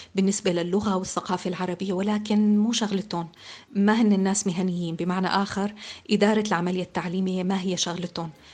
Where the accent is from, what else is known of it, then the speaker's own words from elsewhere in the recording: Syria; moved away as an adult; now in France; انولدت بسوريا لأب سوري وأم أمريكية